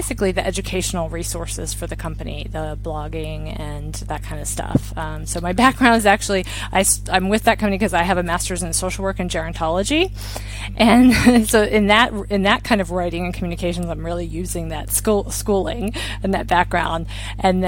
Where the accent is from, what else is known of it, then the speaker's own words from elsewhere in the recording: Maryland, United States; moved away as an adult; also born or lived in China; now in Spain; I'm from Maryland